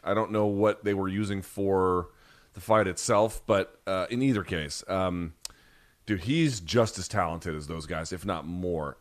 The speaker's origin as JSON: {"language": "English", "country": "United States", "said": "I'm American"}